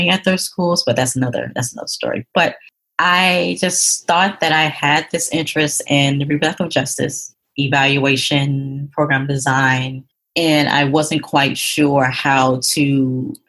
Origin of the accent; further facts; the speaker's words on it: Atlanta, Georgia, United States; moved away as an adult; also born or lived in New York; That was my first time actually leaving the state of Georgia, because that's where I'm originally from. I'm from Atlanta